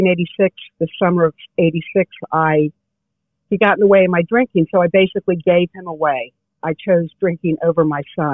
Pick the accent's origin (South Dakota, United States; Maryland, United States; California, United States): Maryland, United States; Bethesda; I grew up, was born and raised in Bethesda, Maryland